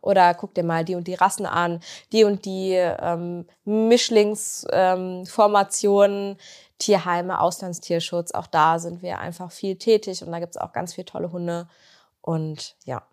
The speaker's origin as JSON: {"language": "German", "town": "Bünde", "region": "North Rhine-Westphalia", "country": "Germany", "moved": "as an adult", "lives_now": "Bielefeld, Germany"}